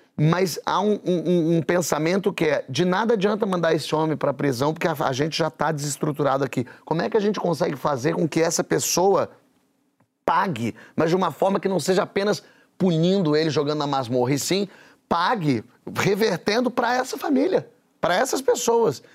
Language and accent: Portuguese; Brazil; eu como brasileiro